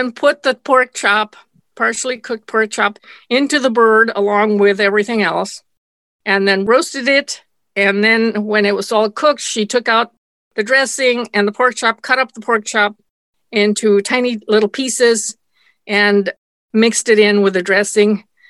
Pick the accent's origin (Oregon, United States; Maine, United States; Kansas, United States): Oregon, United States; Nyssa; English is a second language; And by then we lived in what I call my hometown in America, in Nisa, Oregon, in Eastern Oregon.